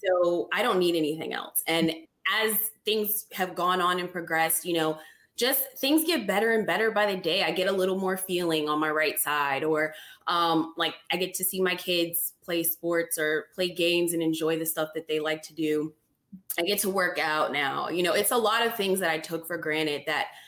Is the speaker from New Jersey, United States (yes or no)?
no; California, United States; moved away; I grew up initially in California, and my neighborhood was Mexican.